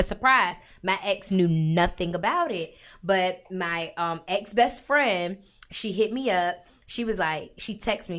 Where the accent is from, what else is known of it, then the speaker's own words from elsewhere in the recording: Norfolk, Virginia, United States; I'm from Norfolk. I'm from Uptown, alright? YP, Mitch College, Broad Creek, all of the thing.